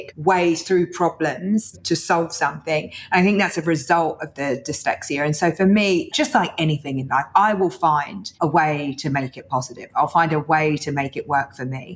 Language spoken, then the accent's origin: English; London, United Kingdom; I was born in East London